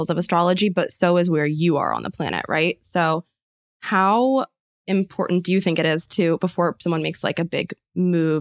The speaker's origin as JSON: {"language": "English", "town": "San Francisco", "region": "California", "country": "United States", "said": "I am also from San Francisco"}